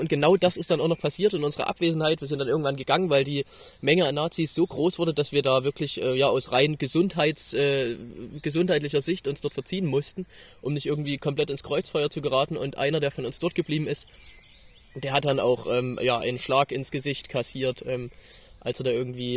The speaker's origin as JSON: {"language": "German", "area": "the East", "region": "East Germany", "country": "Germany", "said": "Wir kommen aus dem Osten"}